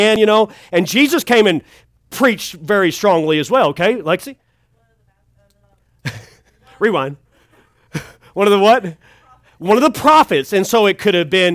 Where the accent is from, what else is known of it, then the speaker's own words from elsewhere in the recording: Kentucky, United States; also born or lived in Oklahoma City; Played for Kentucky. That's my home state.